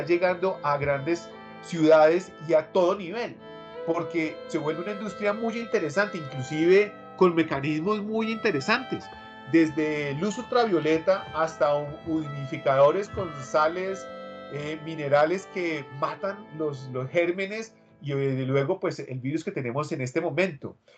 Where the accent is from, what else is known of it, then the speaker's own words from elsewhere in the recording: Bogotá, Colombia; los que de pronto somos cachacos